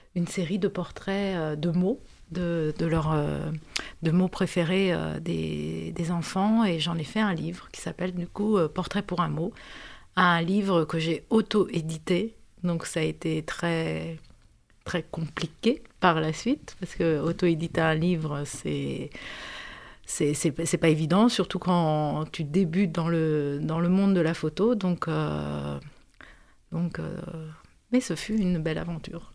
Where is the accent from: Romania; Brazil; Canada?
Romania; moved away as an adult; now in France; je suis née en Roumanie. Comme, euh, comme tu le disais, euh, j'ai vécu, euh, jusqu'à mes dix-huit ans en Roumanie